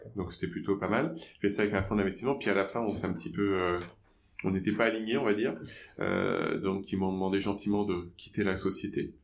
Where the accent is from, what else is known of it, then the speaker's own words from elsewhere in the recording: France; accent: Frenchy; mon accent Frenchy